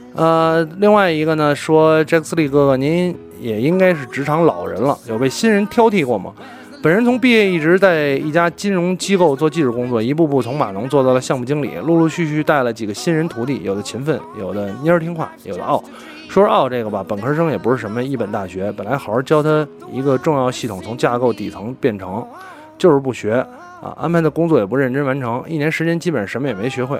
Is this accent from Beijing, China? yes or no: yes; Beijing, China; 我是一个北京人，我天生就有北京户口